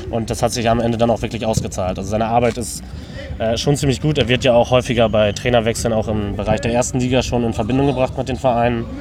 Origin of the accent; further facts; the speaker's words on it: Oldenburg, Lower Saxony, Germany; born there; now in Osnabrück, Germany; ich äh, studiere in Osnabrück, äh, komme gebürtig aus Oldenburg